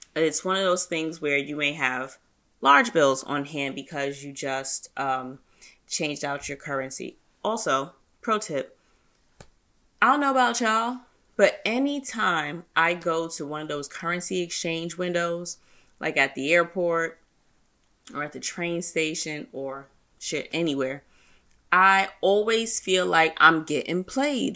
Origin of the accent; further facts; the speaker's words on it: United States; me being an American